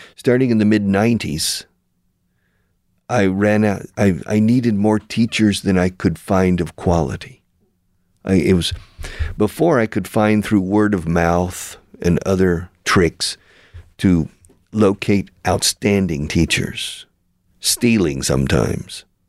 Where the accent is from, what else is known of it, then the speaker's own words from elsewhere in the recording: Houston, Texas, United States; I was born in Houston